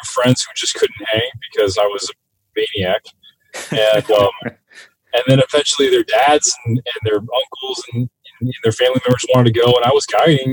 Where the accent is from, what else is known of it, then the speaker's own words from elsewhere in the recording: South Florida, United States; I grew up in South Florida